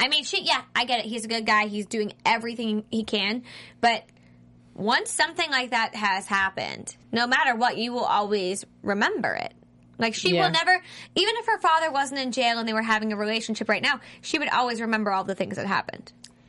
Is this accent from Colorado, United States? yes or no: no; Boston, Massachusetts, United States; accent: Boston; I don't have a Boston accent.